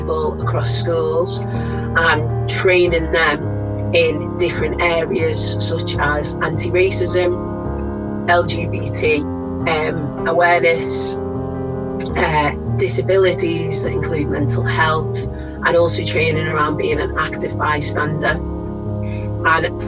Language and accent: English; Liverpool, North West England, United Kingdom; I'm actually from Liverpool, place that I'll always call home